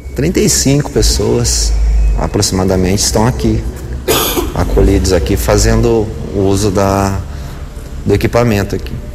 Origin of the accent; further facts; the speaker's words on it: Mogi Guaçu, São Paulo, Brazil; also born or lived in Campinas; now in Americana, Brazil; Sou de Mogi Guaçu